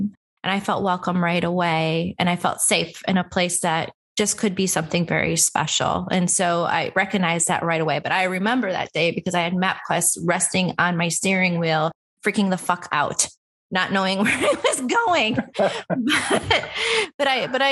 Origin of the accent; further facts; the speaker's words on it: a suburb outside of Chicago, Illinois, United States; also born or lived in Las Vegas; I'm from a little suburb outside of Chicago